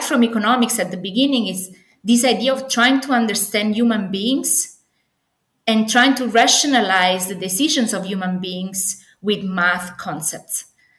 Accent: Naples, Campania, Italy; English is a second language; moved away as an adult; And I'm Italian originally. I come from Napoli, the sunny Napoli.

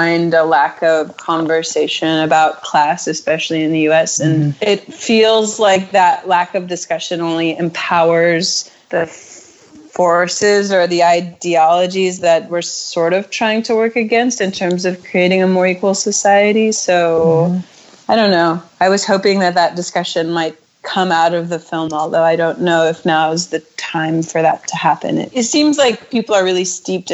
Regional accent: United States

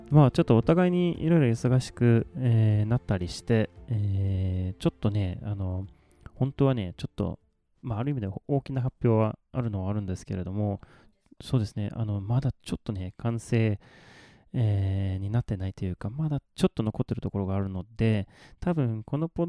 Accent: southern Sweden, Sweden; Japanese is a second language; はねあのスウェーデンで、まあ、南スウェーデンが出身なので、まあ、寒くなっても大体マイナス5度とかそれぐらい

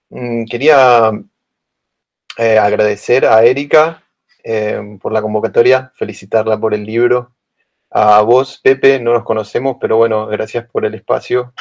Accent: Buenos Aires, Argentina; moved away as an adult; now in Berlin, Germany; soy de Buenos Aires, Argentina

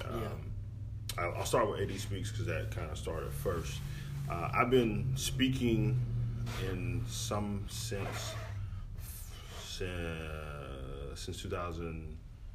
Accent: Houston, Texas, United States; also born or lived in Henderson, East Texas; So I'm from Houston. Yeah. I was born and raised

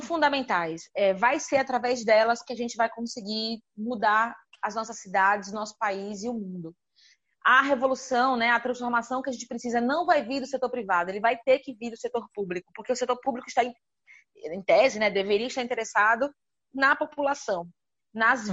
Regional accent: Aracaju, Sergipe, Brazil; now in São Paulo, Brazil; Hoje eu moro aqui em São Paulo, mas sou de Aracaju, no Nordeste

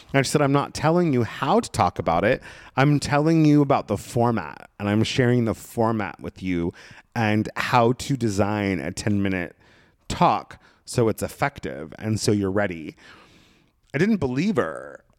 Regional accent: Brookings, Oregon, United States; moved away; I found myself back in my hometown in Southern Oregon, in Brookings, Oregon

